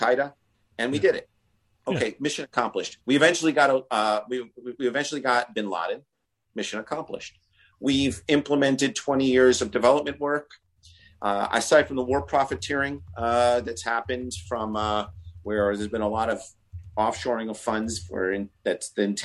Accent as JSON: {"language": "English", "region": "New York", "country": "United States", "said": "I'm a New Yorker"}